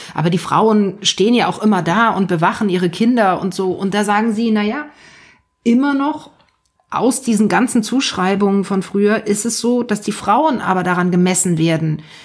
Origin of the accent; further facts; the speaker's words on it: Germany; bei uns in Deutschland